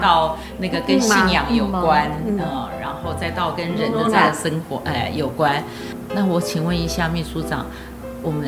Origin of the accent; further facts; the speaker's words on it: Taipei, Taiwan; 其实嗯，社子真的是一个值得我们台北人。